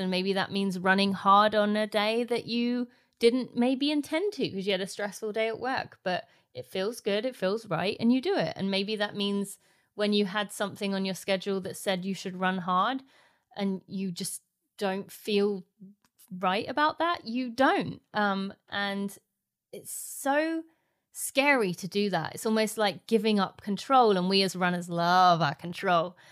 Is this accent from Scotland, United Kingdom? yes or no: no; St Albans, East of England, United Kingdom; my hometown in Saint Albans